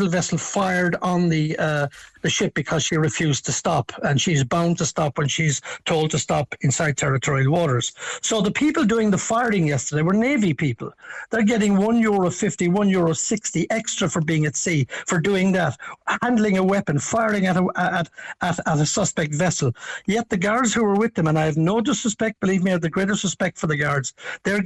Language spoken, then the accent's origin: English; Cobh, Munster, Ireland; I'm from Cove